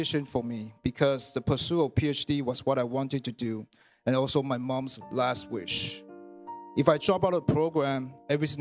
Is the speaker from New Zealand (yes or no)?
no; Taiwan; moved away as an adult; now in Canada; I was born in Taiwan, and I came to Canada to study engineering in 1998.